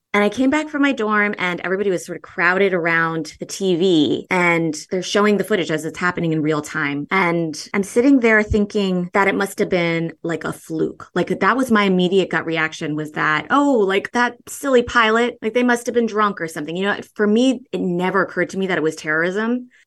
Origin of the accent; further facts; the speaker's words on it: United States; also born or lived in Berlin, Germany / Iran (ancestry); although I did grow up here.